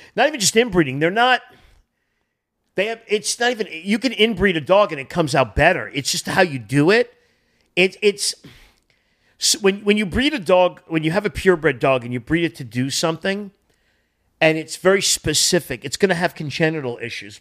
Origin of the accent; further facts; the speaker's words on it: Boston, New England, United States; also born or lived in Connecticut; now in Los Angeles, United States; I grew up in New England, Boston